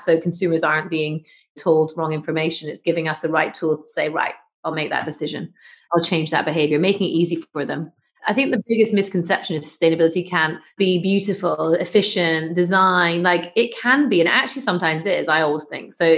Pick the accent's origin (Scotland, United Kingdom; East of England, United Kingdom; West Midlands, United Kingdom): Scotland, United Kingdom; North; moved away; I'm going to say Scotland because it's where I grew up.